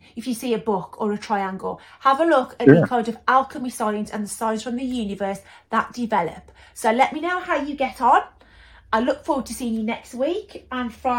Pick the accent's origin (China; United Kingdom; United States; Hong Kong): United Kingdom; being a British girl myself